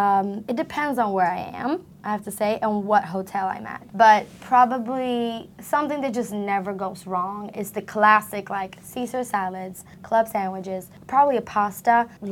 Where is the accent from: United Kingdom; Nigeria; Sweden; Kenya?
Sweden; I'm from Sweden.